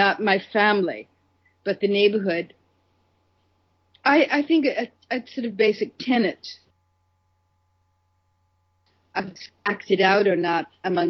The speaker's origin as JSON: {"language": "English", "town": "New York City", "region": "New York", "country": "United States", "tie": "born or raised there", "said": "I grew up in Brooklyn, New York"}